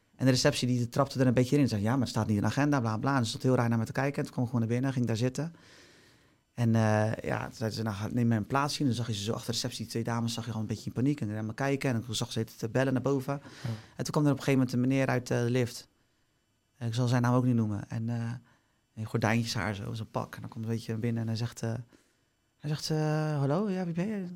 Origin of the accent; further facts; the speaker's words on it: Barendrecht, South Holland, Netherlands; ik kom dus uit Barendrecht